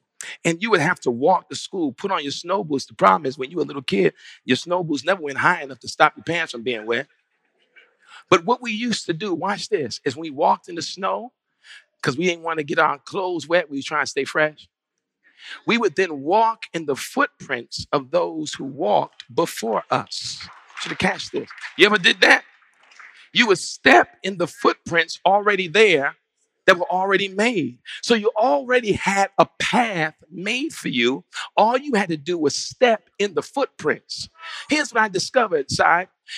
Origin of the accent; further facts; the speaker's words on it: New York, United States; I grew up in New York at a time where it actually did snow a lot.